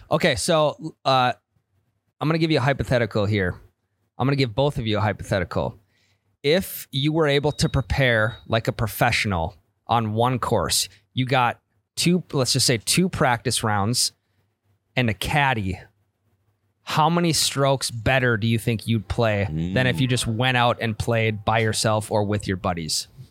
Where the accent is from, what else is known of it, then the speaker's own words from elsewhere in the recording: Midwest, United States; I'm from the Midwest